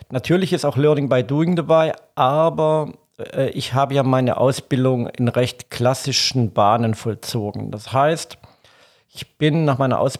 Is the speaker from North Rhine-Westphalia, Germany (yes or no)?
no; Donaueschingen, Baden-Württemberg, Germany; Ja, ursprünglich, ich bin im Schwarzwald geboren, genau in Donaueschingen, zwischen der Nähe von Freiburg, besser gesagt zwischen Freiburg und Bodensee. Und der Bodensee in der Richtung bin ich geboren, groß geworden, auf einem Bauernhof